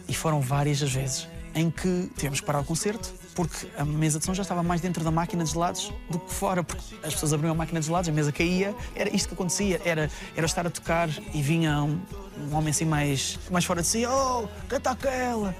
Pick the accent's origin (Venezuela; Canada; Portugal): Portugal; Salreu, Centro; eu vim de Salreu, de uma aldeia super pequena